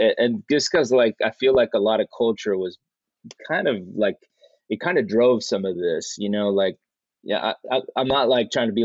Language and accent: English; Fort Worth, Texas, United States; moved away as an adult; now in Bay Area, United States; I grew up in a Mexican American neighborhood in Fort Worth called Diamond Hill